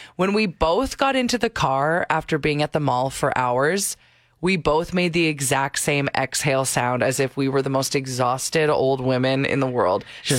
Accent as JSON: {"language": "English", "town": "St. Albert", "region": "Alberta", "country": "Canada", "tie": "born or raised there"}